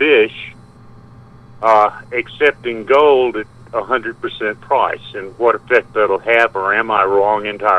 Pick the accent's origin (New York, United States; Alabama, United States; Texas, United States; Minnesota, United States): Alabama, United States; since I'm from Alabama, I have the right to speak to God or any other Alabamian.